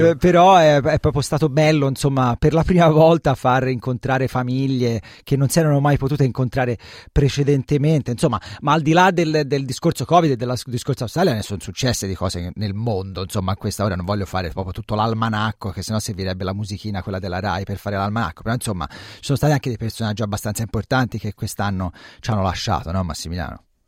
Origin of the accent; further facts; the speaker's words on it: Tuscany, Italy; nella mia terra in Toscana